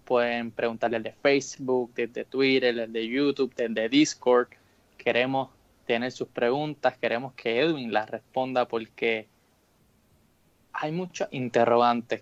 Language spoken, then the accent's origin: Spanish; Caguas, Puerto Rico; soy de Caguas